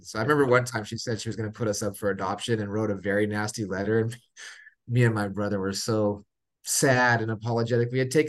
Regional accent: Monrovia, California, United States; also born or lived in Long Beach / Sierra Madre; Then spent the most of my, you know, from 5 to 18 in a town right next to it called Monrovia. So okay. 10 minutes east of Pasadena.

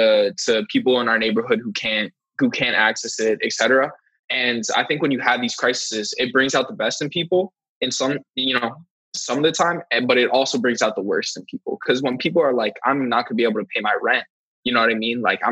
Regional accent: United States; as an American

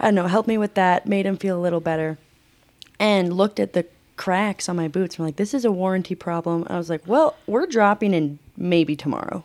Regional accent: Alma, Colorado, United States; moved away as an adult; now in Salt Lake City, United States; I'm from South Park, Colorado. Grew up in Alma at ten thousand feet

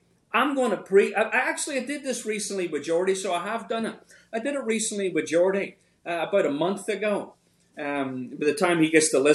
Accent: Northern Ireland, United Kingdom; now in Richmond, United States; when I was growing up in Northern Ireland

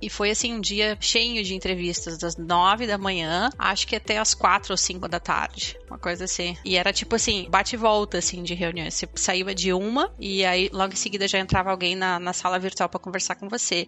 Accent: Porto Alegre, Rio Grande do Sul, Brazil; moved away as an adult; now in Netherlands; Eu sou gaúcha, né? Sou de Porto Alegre.

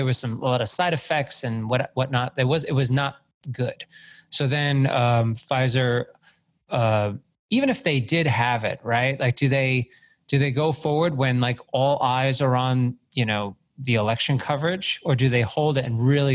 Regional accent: New York City, New York, United States; I was born on Staten Island, which is Trump country right now

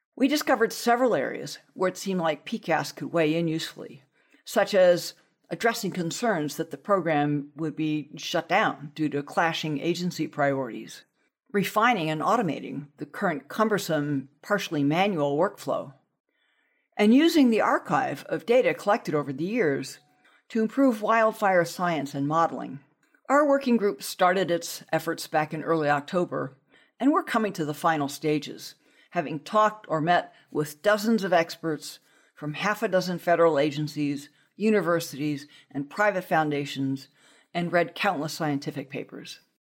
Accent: Southern California, United States; as a child, growing up in Southern California

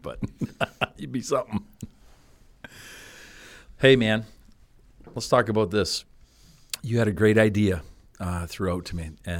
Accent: Canada; I'm Canadian. I'm tough. I can take it.

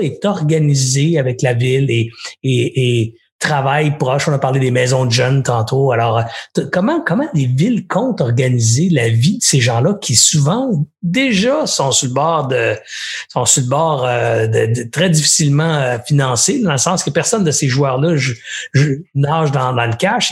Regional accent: Longueuil, Quebec, Canada; j'ai grandi à Longueuil

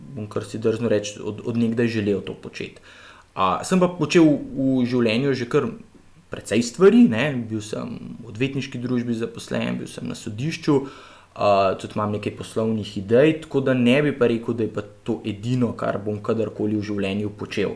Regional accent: Ljubljana, Slovenia; jaz sem kar iz Ljubljana, iz centra

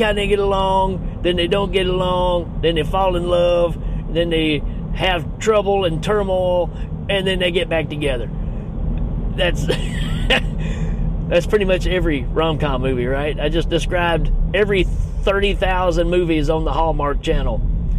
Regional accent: Gleason, Tennessee, United States; I'm from Gleason, Tennessee

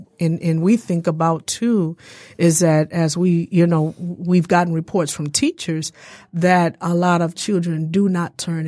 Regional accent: Detroit, Michigan, United States; also born or lived in Belleville; I'm born and raised in Detroit.

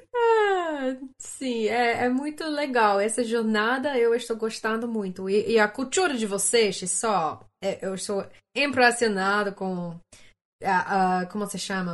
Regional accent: Canada; Portuguese is a second language; eu sou do Canadá

